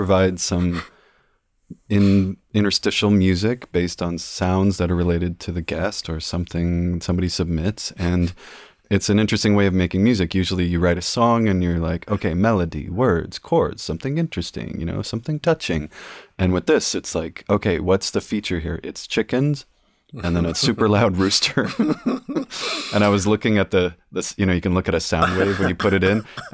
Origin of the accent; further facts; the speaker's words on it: Sacramento, California, United States; I grew up in Sacramento.